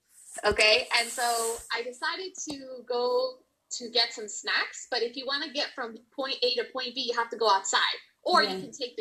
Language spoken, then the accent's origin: English; near the border by Reynosa, South Texas, United States; also born or lived in Dallas, Texas; now in Oklahoma, United States; I'm actually from South Texas by the border of Reynosa. Oh, okay. You know, that's where I was born.